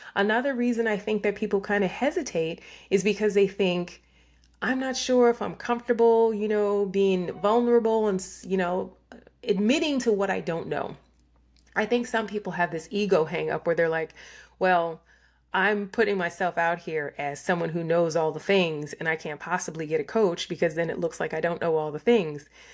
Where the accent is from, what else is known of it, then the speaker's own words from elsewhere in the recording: New York, United States; I was raised in New York